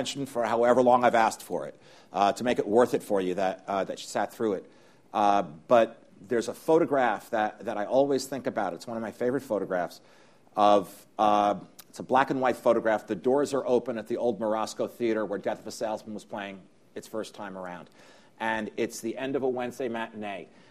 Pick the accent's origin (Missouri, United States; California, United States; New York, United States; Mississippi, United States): New York, United States; I grew up here in New York